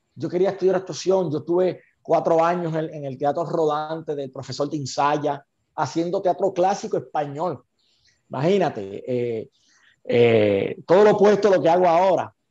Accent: Santa Isabel, Puerto Rico; soy del pueblo de Carlitos Colón

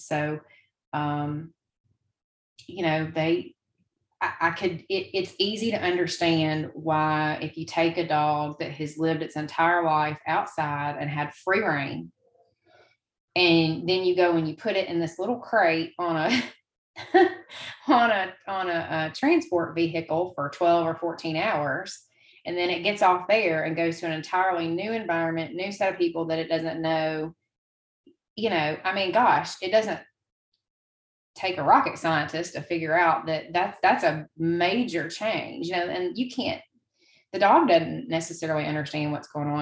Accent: Memphis, Tennessee, United States; also born or lived in Denver; now in Tupelo, United States; I'm from Memphis. I'm from a bigger city

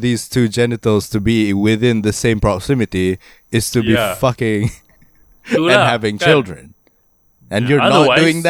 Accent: Kelantan, Malaysia; I was born in Kelantan.

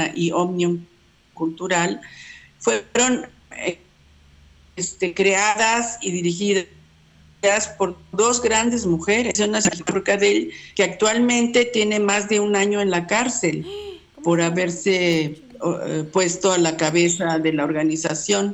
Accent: Mexico; yo nací en México, pero en realidad eh, este, eh, es este, catalana.

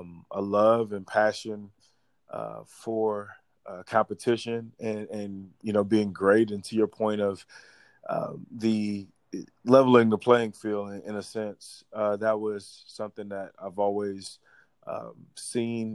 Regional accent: Miami, Florida, United States; I'm from Miami

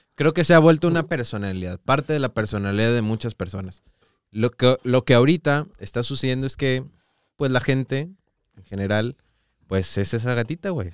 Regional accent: Mexico; nosotros como sociedad mexicana

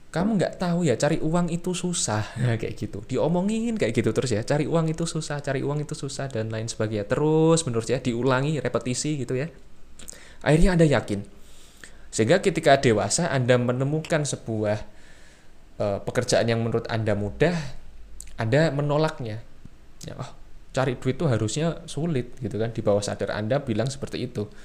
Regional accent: Semarang, Central Java, Indonesia; saya orang Semarang, tentu saja cara berperilaku saya, berpikir mungkin ya, berkebudayaan saya akan berbeda dengan orang Jakarta atau orang Surabaya.

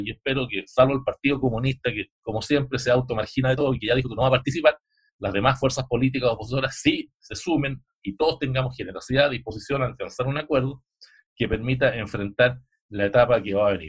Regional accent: Chile

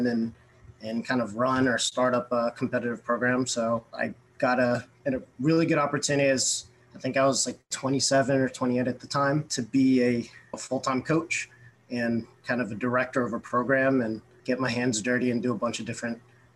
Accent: Fairfax, Virginia, United States; I grew up actually in Northern Virginia and born kind of and raised Fairfax, Virginia, to be specific.

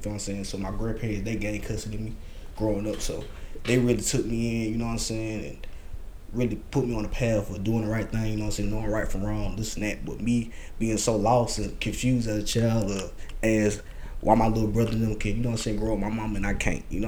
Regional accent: Irmo, South Carolina, United States; I'm originally from Irmo. You know what I'm saying? I grew up Irmo, Irmo side of town

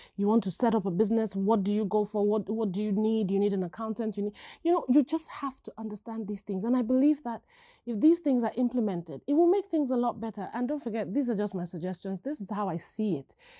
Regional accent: Nigeria; now in United States; growing up in Nigeria

